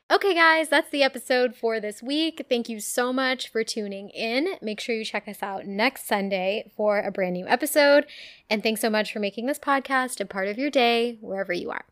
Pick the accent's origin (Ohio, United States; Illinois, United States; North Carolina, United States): Ohio, United States; I was from Ohio